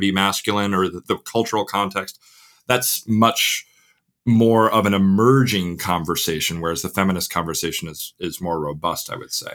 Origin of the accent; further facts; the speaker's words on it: Crystal Lake, Illinois, United States; accent: Midwestern; moved away as an adult; now in England, United Kingdom; born and raised in the McHenry County, Crystal Lake area